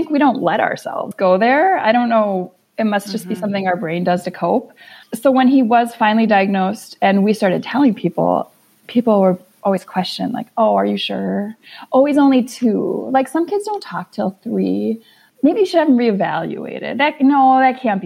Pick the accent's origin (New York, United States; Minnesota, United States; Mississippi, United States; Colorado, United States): Minnesota, United States; We're from Minnesota